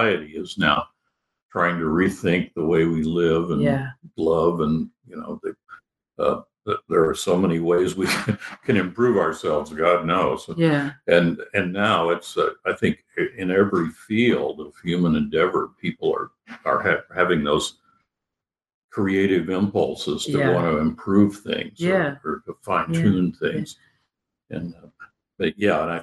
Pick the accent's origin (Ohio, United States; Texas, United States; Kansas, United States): Kansas, United States; moved away as an adult; also born or lived in Wichita, Kansas / New York; I grew up in Kansas in the early days